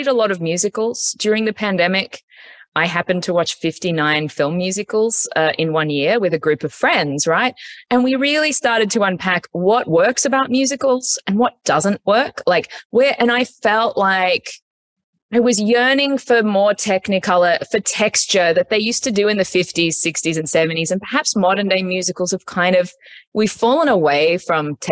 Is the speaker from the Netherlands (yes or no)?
no; Australia; moved away as an adult; now in United States; I grew up in Australia